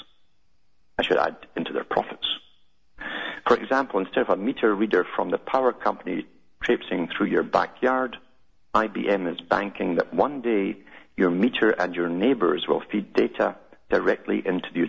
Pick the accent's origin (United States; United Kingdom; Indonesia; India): United Kingdom; moved away; I grew up in Britain